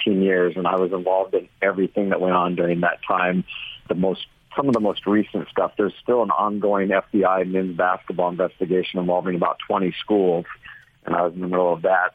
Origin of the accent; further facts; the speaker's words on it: Orange County, California, United States; I'm from Orange County, California